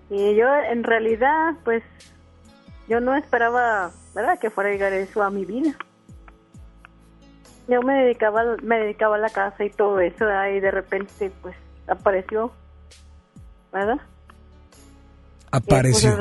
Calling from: San Nicolás, Nuevo León, Mexico; de San Nicolás.

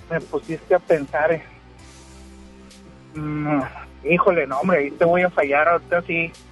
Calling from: García, Nuevo León, Mexico; Pues ando acá por García.

